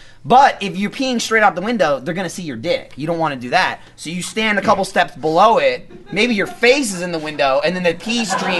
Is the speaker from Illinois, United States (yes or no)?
no; New Jersey, United States; I'm from New Jersey, right?